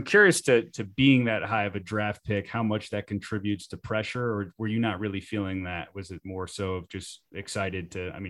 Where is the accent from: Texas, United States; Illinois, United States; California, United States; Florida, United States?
Florida, United States; South; I'm from South Florida, and that's probably one of the smaller markets there is.